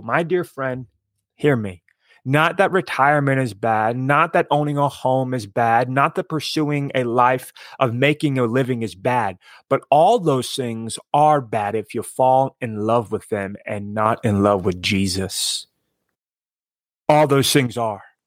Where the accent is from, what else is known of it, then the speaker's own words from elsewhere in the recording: East Coast, United States; I grew up on the East Coast